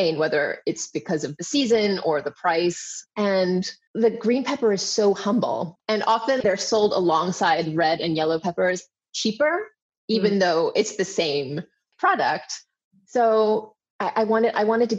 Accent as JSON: {"language": "English", "country": "Hong Kong", "tie": "born or raised there", "said": "I grew up in Hong Kong"}